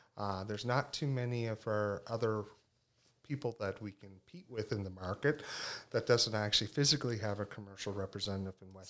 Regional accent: Cape Breton, Nova Scotia, Canada; moved away as an adult; now in Tignish, Canada; I'm originally from Cape Breton, as you said, but now reside in Tignish

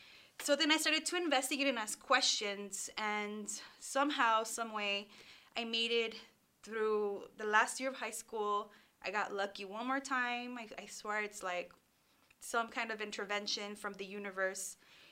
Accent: Los Angeles, California, United States; first language Spanish; English is a second language; My parents migrated from Mexico, and so my first language was Spanish. I went to schools, public schools in the Northeast San Fernando Valley, Pacoima specifically

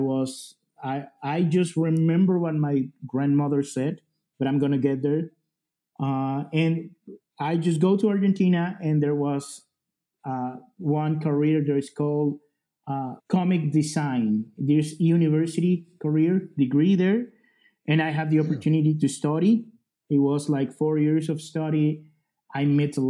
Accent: El Salvador; English is a second language; I am from El Salvador.

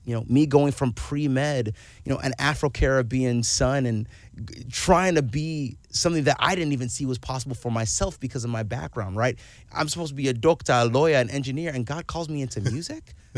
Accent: Owensboro, Kentucky, United States; also born or lived in Pasadena, California; I was raised in Kentucky

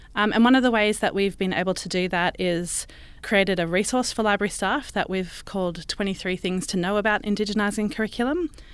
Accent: Brisbane, Queensland, Australia; I was born and raised in Brisbane on Turrbal and Yugara country.

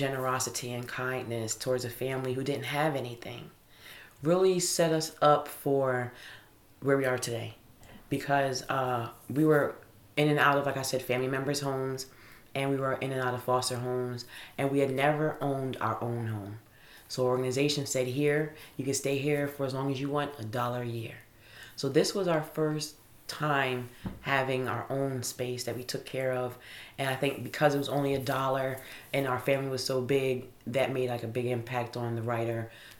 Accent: New York, United States; born there; Well, I was born in New York. I was born in New York in the 70s

